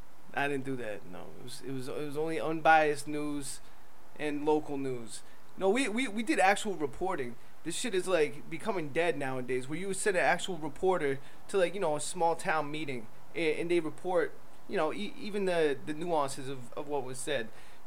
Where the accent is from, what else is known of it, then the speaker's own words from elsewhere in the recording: Connecticut, United States; I'm from Connecticut